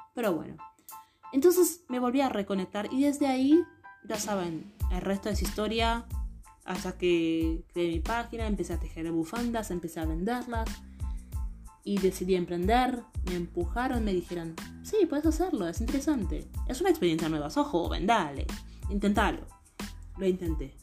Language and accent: Spanish; Haiti; now in Argentina; yo soy de Haití, vine acá en Argentina